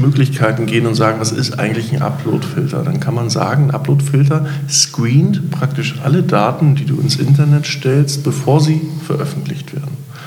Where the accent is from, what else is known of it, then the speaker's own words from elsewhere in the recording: Hamburg, Germany; ich bin Hamburger